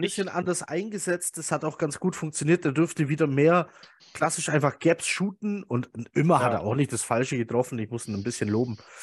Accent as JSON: {"language": "German", "area": "Swabia", "region": "Bavaria", "country": "Germany", "said": "ich bin ja Schwabe, ne? also ich wohne ja hier im bayerischen Teil von Schwaben"}